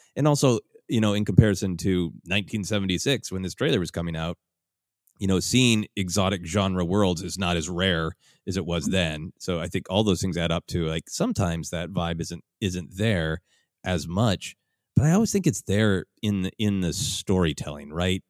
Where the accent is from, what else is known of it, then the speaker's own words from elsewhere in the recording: Minnesota, United States; I have lived in, in extreme cold growing up in Minnesota